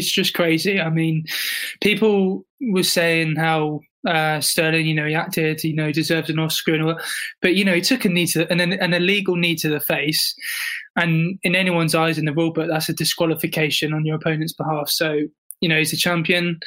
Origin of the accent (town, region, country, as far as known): South West England, United Kingdom; born or raised there